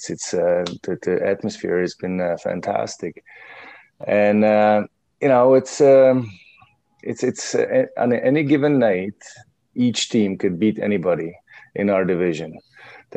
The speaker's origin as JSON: {"language": "English", "country": "Czechia", "second_language": "English", "moved": "yes", "said": "I came from Czech Republic"}